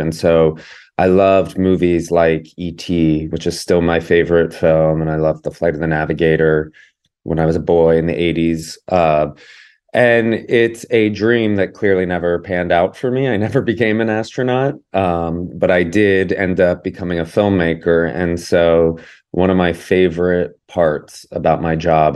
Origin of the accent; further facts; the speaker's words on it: Georgia, United States; I grew up in Georgia